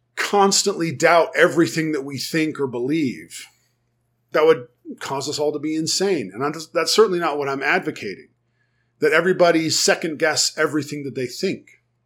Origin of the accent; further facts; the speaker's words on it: United States; first language English; also born or lived in Germany; I was teaching other Americans how to speak German